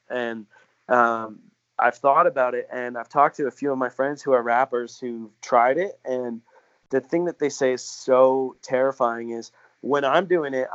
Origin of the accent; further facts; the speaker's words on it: Canada; being Canadian